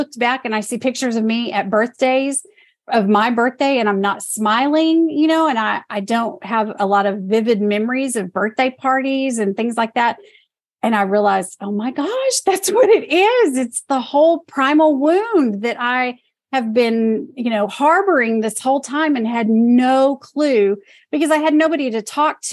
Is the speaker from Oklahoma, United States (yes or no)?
yes; Oklahoma City, Oklahoma, United States; now in Jackson, United States; I was born in Oklahoma City